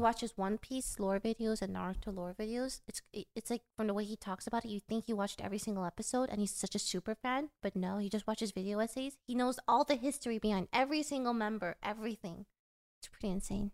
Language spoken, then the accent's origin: English; South Korea; now in United States; I'm from South Korea